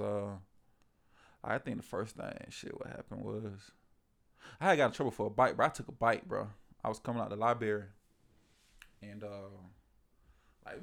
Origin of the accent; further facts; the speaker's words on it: Atlanta, Georgia, United States; moved away; I'm coming from Georgia